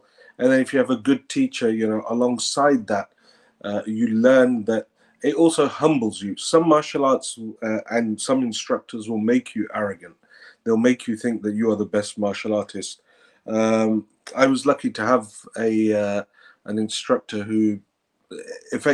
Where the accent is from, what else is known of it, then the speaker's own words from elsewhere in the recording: Peterborough, East of England, United Kingdom; moved away as an adult; now in Qom, Iran; I was born in Peterborough, England. After my A-levels, I decided to move to Qom